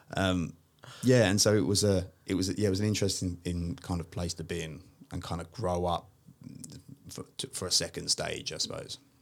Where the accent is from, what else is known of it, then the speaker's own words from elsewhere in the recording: London, United Kingdom; moved away as an adult; now in Sydney, Australia; I'm originally from uh, a part of East London called Walthamstow